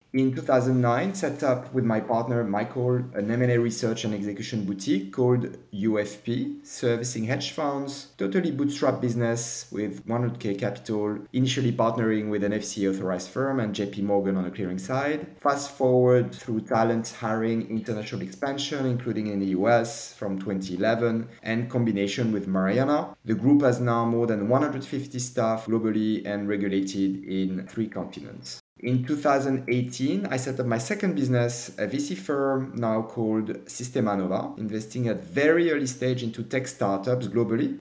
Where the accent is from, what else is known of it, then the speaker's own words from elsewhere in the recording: Paris, Île-de-France, France; moved away as an adult; also born or lived in London; I was born in Paris in the mid 70s. After graduation from Dauphine University, I started my first job